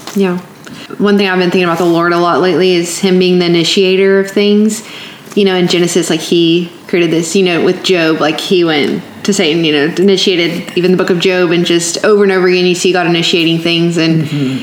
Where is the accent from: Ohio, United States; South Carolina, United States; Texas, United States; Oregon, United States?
Texas, United States; moved away as an adult; now in Memphis, United States; I know we're both from Texas, and we're both sitting in Memphis now